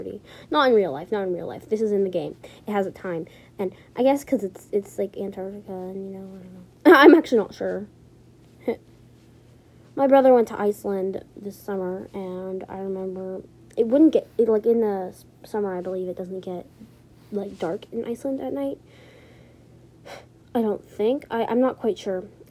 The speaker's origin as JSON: {"language": "English", "country": "United States", "said": "I am actually from the U.S."}